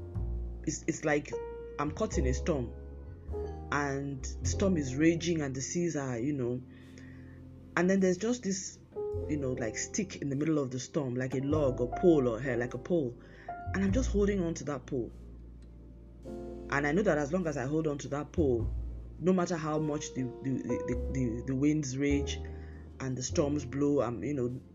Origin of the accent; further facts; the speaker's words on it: Nigeria; as a Nigerian